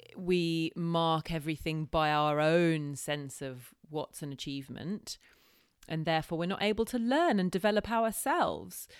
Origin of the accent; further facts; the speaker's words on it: United Kingdom; as white people, as British people